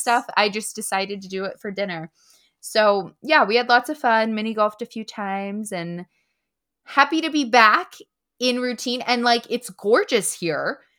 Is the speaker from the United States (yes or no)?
yes; Punxsutawney, Pennsylvania, United States; I'm settled here. This is my hometown, and I love it. It's just a quaint little town